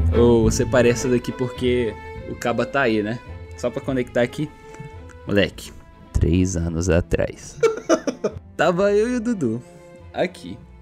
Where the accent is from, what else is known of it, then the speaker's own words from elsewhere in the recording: Brazil; na nossa cabeça de brasileiro